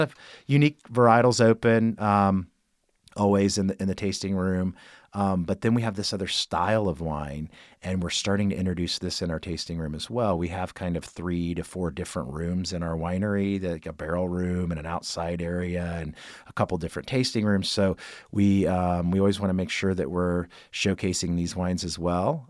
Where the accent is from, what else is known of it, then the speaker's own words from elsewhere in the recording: Kokomo, Indiana, United States; moved away; my hometown of Kokomo, Indiana